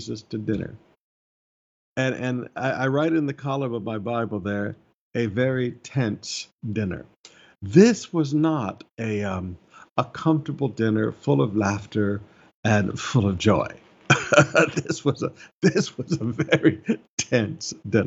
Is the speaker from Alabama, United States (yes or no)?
yes; Alabama, United States; moved away; I grew up in Alabama for a season of my life